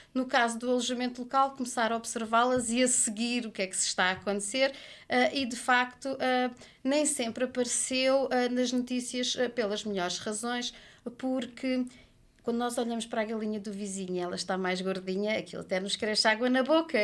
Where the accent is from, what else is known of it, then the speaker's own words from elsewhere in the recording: Portugal; enquanto portuguesa que gosta de passar férias em família